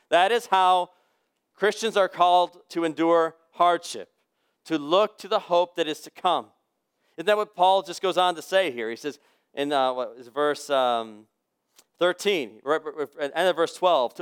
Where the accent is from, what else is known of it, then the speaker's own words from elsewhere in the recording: United States; as an American human being living in this century